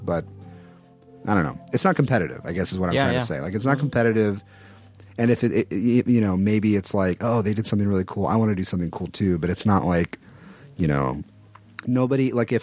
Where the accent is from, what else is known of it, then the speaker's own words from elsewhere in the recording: Texas, United States; I'm from Texas, which is not a small town